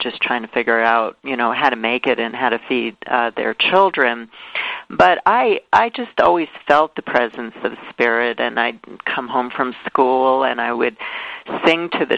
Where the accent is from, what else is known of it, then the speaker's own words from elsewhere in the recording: New York City, New York, United States; I grew up in Brooklyn, New York